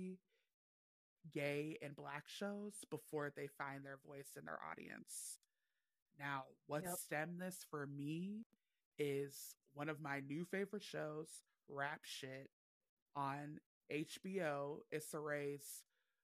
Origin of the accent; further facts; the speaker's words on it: Cleveland, Ohio, United States; I am from Cleveland, Ohio